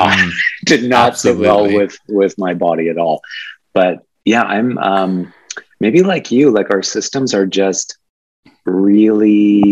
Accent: Yorkton, Saskatchewan, Canada; now in Toronto, Canada; I grew up in Saskatchewan in a very Ukrainian Polish little city called Yorkton.

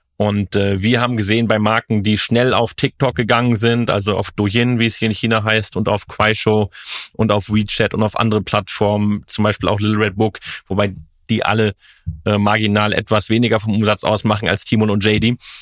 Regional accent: Cologne, North Rhine-Westphalia, Germany; in Köln, in meiner Heimatstadt

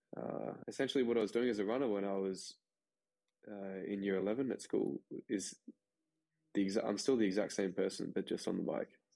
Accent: Australia; as an Australian

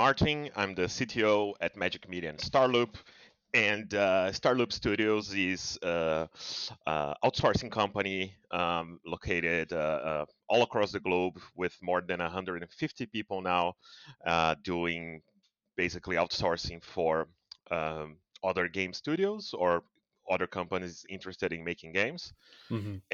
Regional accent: Brazil; I'm from Brazil

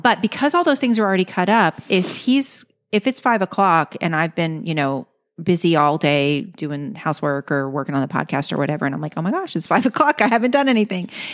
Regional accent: Louisiana, United States; I'm from Louisiana.

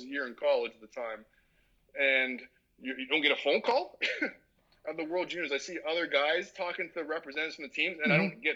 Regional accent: Toronto, Ontario, Canada; moved away as an adult; also born or lived in Barbados / East Lansing, Michigan / Boston; I grew up in Toronto around the time when the Toronto Blue Jays were at their peak

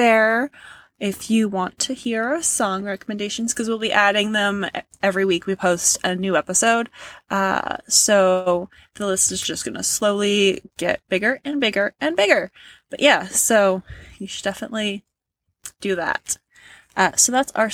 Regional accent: Canada; we're Canadian

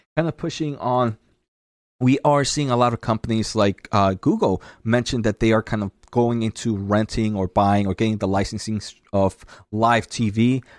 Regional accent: New Jersey, United States; New Jersey. Uh, so that's my home state

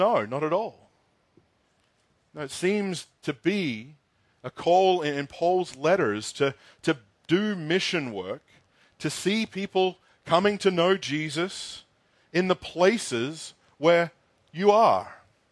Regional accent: Australia; moved away; I grew up in Australia in the 90s.

